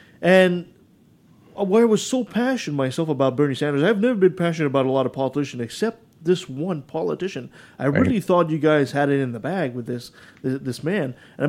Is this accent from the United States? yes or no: no; Canada; as a Canadian